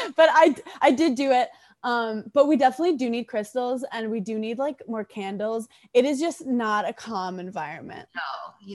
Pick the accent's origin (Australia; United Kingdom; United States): United States; New York City, New York; growing up in Brooklyn